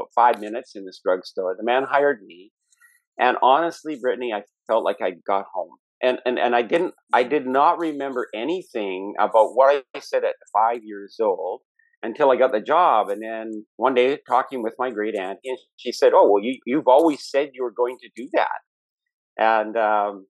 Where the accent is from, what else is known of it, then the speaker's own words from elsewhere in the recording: Canada; being Canadian and being American